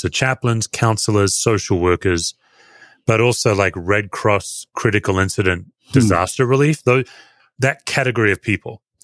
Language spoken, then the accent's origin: English; Australia; I'm an Australian. I'm not uh, American, and Aussies, as a general statement, we we all work hard to look relaxed